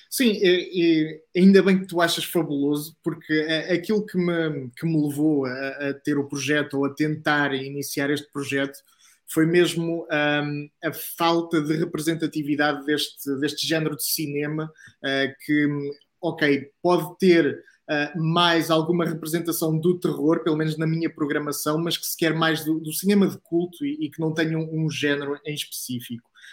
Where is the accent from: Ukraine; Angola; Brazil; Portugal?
Portugal; Coimbra, Centro; Sou de Coimbra